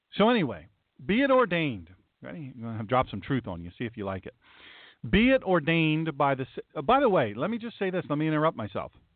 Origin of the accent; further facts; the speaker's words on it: the South, United States; accent: southern; my southern accent